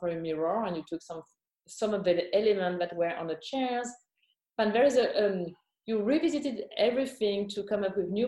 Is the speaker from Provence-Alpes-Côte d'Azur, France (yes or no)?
no; Champagne, Grand Est, France; I was born and raised in Champaign